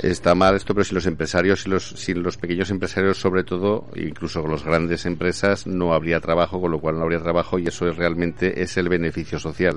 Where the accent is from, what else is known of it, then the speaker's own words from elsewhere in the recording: Zaragoza, Aragon, Spain; Yo soy de Zaragoza.